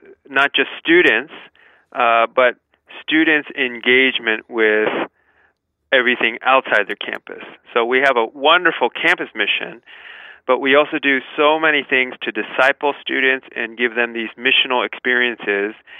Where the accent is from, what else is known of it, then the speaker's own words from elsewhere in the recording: Chicago, Illinois, United States; moved away as an adult; also born or lived in Missouri / Mongolia; I was born and raised in Chicago, this big city of Chicago